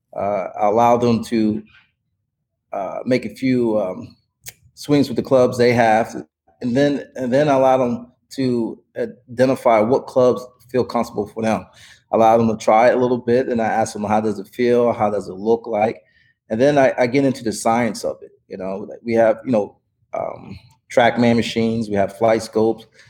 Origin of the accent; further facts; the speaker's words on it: Wilmington, Delaware, United States; moved away as an adult; also born or lived in Puerto Rico / Virginia / South Florida; now in San Diego, United States; I grew up in Wilmington, Delaware